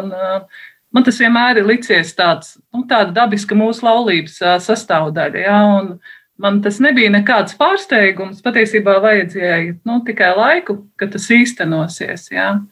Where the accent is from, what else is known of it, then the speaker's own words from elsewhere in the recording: Valdemārpils, Kurzeme, Latvia; now in Sigulda, Latvia; es atkal nāku no kurzemes, no Valdemāra pilsētas, no Talsu novada